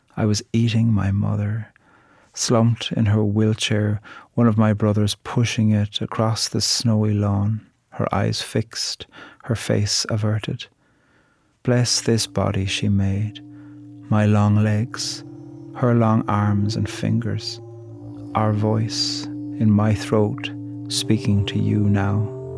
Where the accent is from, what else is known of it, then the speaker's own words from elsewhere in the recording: Ireland; I'm a poet from Ireland